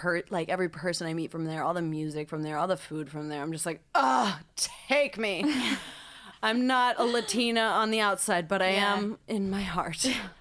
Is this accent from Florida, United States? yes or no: no; Encinitas, California, United States; I'm from Encinitas, California.